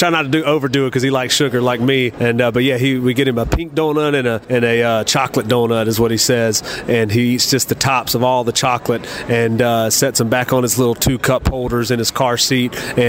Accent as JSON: {"language": "English", "region": "South Georgia", "country": "United States", "said": "I'm from South Georgia. I'm not from up here."}